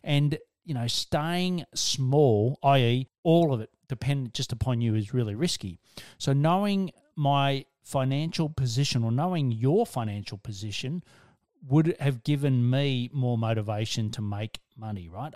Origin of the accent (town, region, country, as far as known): Australia; also born or lived in Melbourne, Australia